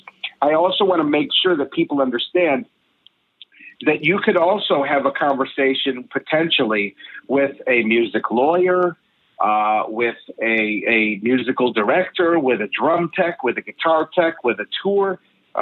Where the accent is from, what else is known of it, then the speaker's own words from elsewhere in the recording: New York, United States; I'm a New Yorker.